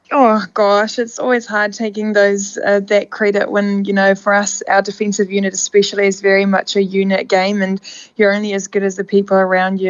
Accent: South Africa; now in New Zealand; my home country

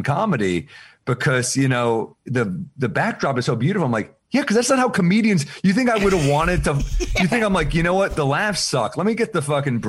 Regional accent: New York City, New York, United States; I'm a New Yorker

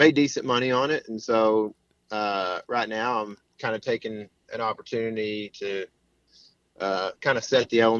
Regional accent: East Texas, United States; I grew up in a small town here in East Texas

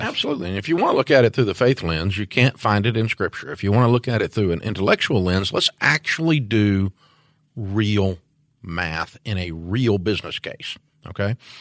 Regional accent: Antioch, Tennessee, United States; I'm from Antioch, Tennessee

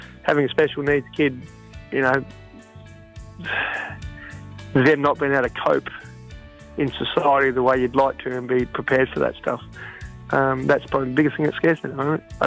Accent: Port MacDonnell, South Australia, Australia; I was born and bred in Port Macdonald, lived here all my life.

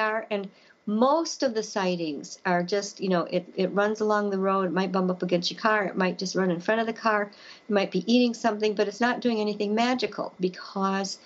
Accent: Elkhorn, Wisconsin, United States; my hometown of Elkhorn

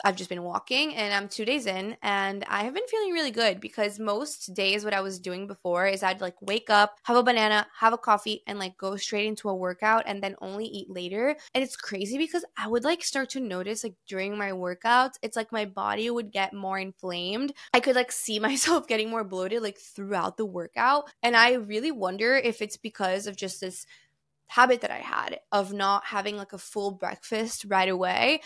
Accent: Brazil; now in New York, United States; I grew up in Brazil

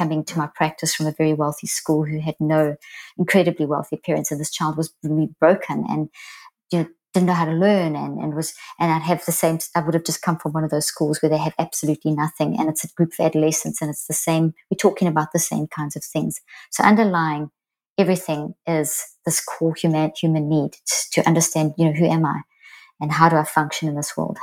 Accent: South Africa; moved away as an adult; also born or lived in Zimbabwe; now in United States; I'm South African, well, actually born in Zimbabwe, but and I've lived in the States now for 15 years

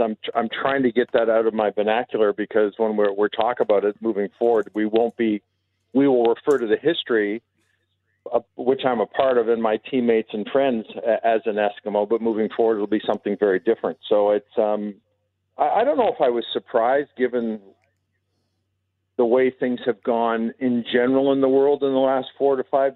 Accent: Toronto, Ontario, Canada; moved away as an adult; also born or lived in Edmonton, Canada; I grew up in Toronto and spent a lot of years in Edmonton as a player, and then afterwards with my family

